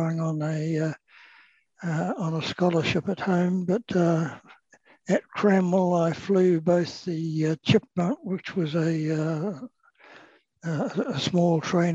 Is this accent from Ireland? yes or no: no; Blenheim, Marlborough, New Zealand; moved away as an adult; also born or lived in Wellington, New Zealand; I was born in Wellington. The family moved to Blenheim during World War II. So I was raised at schools in Blenheim